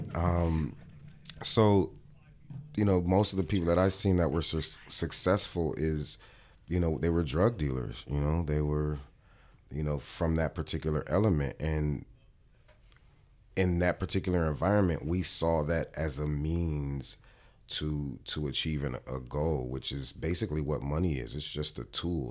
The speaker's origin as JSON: {"language": "English", "town": "Los Angeles", "region": "California", "country": "United States", "said": "I'm from Watts, California, 109th and Avalon, and it is the hood"}